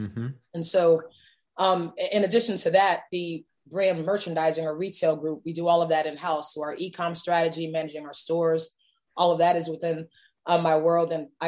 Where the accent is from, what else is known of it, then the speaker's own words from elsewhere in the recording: Miami, Florida, United States; now in Atlanta, United States; I'm from Miami. I now have a daughter that was born here in Atlanta.